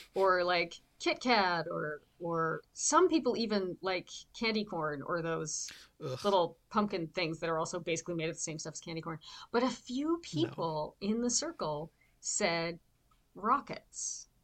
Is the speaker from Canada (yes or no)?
yes; outside Toronto, southern Ontario, Canada; now in Vancouver, Canada; I currently live in Vancouver, BC, but I grew up in Ontario, in southern Ontario, outside Toronto